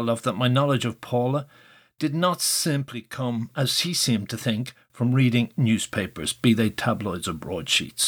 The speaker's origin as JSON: {"language": "English", "town": "Dún Laoghaire", "region": "Leinster", "country": "Ireland", "tie": "born or raised there", "said": "growing up in Dunleary"}